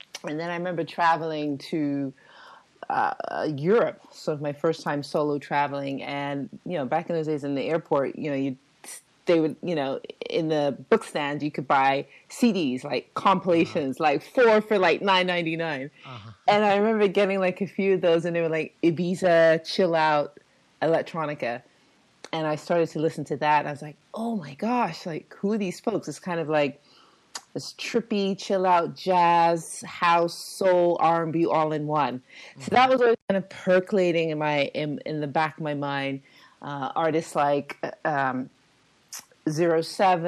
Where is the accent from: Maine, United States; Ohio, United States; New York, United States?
New York, United States; Long Island; the home that we grew up in Long Island